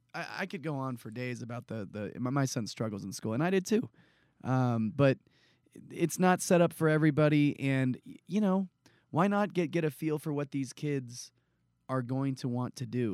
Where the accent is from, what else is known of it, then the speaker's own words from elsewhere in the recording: San Jose, California, United States; I grew up in San Jose, California